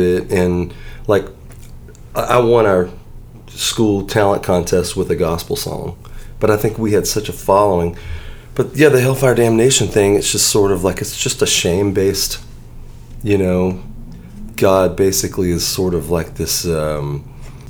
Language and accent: English; Pascagoula, Mississippi, United States; moved away as an adult; also born or lived in Nashville; we moved down when I was 6. So I started first grade in Pascagoula.